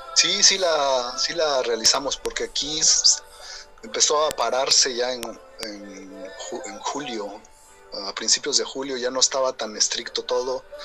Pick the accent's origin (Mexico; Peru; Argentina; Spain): Mexico; Querétaro; moved away as an adult; now in Germany; yo soy de Querétaro, ¿no? danzaba allá antes con la jefa Manuela Luna